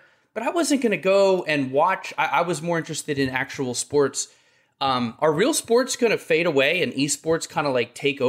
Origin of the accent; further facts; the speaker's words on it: Philadelphia, Pennsylvania, United States; I'm from Philly